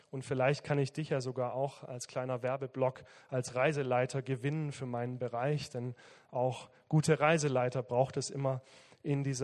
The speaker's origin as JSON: {"language": "German", "region": "Southern Germany", "country": "Germany", "said": "Ich komme aus dem Süden, von daher muss ich da ein bisschen Werbung machen."}